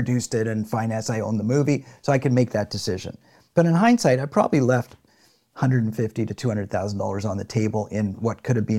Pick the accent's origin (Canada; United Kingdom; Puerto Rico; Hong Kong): Canada; now in San Diego, United States; And I say that not, I say, listen, I'm formerly Canadian and I love California. I love living here